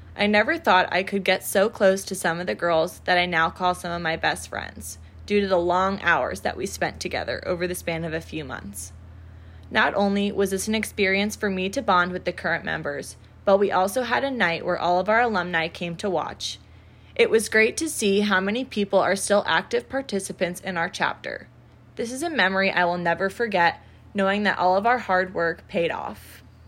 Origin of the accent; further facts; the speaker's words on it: Naples, Florida, United States; moved away as an adult; now in Lexington, United States; I'm an upcoming senior from Naples, Florida